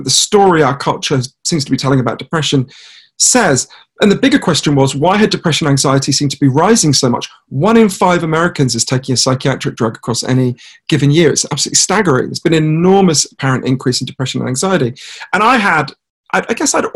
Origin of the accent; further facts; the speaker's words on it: United Kingdom; I'm a British journalist